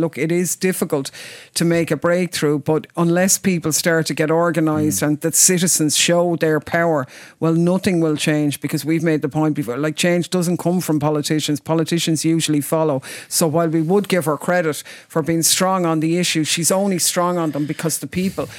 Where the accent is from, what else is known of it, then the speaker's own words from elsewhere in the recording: Ireland; We're coming from Ireland